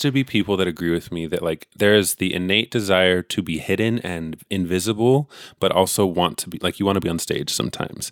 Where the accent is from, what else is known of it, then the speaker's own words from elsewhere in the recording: California, United States; I'm literally born and raised here